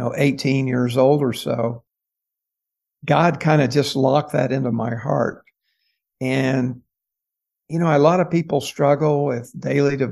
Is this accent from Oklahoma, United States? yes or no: yes; Tulsa, Oklahoma, United States; I grew up in Tulsa, Oklahoma